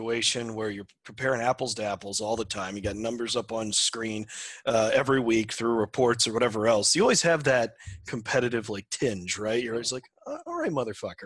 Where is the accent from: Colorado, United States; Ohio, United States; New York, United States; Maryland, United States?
Ohio, United States; Massillon; I grew up in Ohio, in Jackson Township, which is in Massillon, which is right by Canton, North Canton area